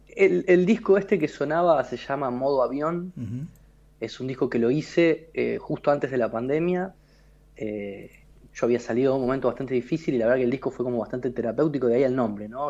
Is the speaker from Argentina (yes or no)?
yes; Río Gallegos, Santa Cruz, Argentina; Yo nací en Río Gallegos, era un lugar muy ventoso.